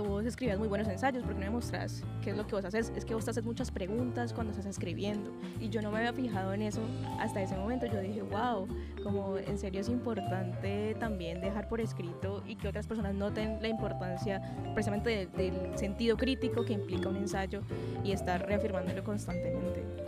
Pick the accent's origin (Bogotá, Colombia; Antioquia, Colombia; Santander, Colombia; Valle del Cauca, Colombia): Valle del Cauca, Colombia; Cali; also born or lived in Bogotá / Johannesburg; Yo nací en Cali, pero mi familia vino del Pacífico colombiano, del Chocó, entonces, pues tengo como una tradición chocuana ahí de por medio. Eh, he vivido toda mi vida en Cali